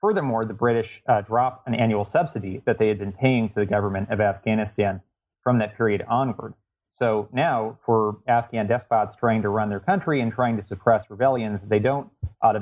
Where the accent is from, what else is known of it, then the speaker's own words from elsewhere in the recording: Los Angeles, California, United States; moved away as an adult; also born or lived in East Coast (Princeton, New Jersey); I grew up in the Los Angeles area and ended up coming to the East Coast for university.